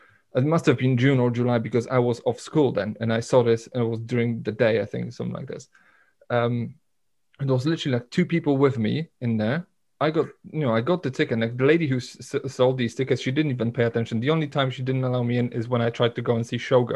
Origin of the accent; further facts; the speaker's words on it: Poland; moved away; in my hometown, where we didn't have a proper cinema